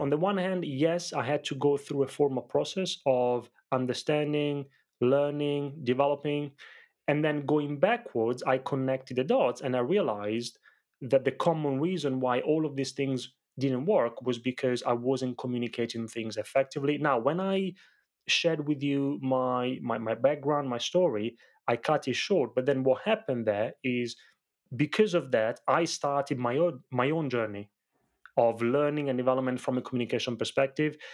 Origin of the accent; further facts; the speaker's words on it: Italy; moved away; growing up in Italy, I grew up in a family of very small business owners